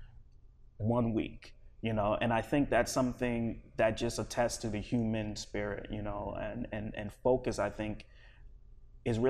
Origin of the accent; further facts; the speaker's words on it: East Coast, United States; also born or lived in Liberia; now in Los Angeles, United States; I grew up primarily on the East Coast